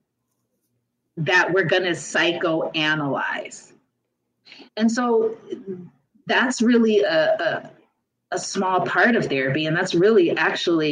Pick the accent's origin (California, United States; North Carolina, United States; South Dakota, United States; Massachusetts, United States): California, United States; Los Angeles; I grew up in South Central for part of my life